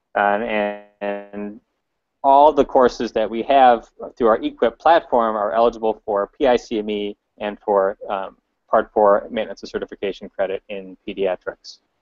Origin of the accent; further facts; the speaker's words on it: Chicago, Illinois, United States; I'm from Chicago